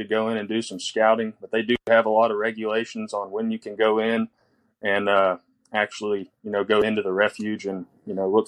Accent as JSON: {"language": "English", "region": "Southeast Texas", "country": "United States", "said": "I'm from Southeast Texas, 26. I work in the chemical plant down here."}